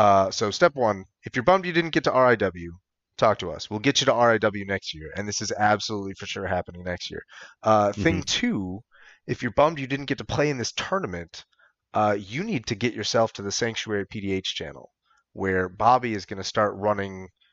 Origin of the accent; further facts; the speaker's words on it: Michigan, United States; I'm from Michigan.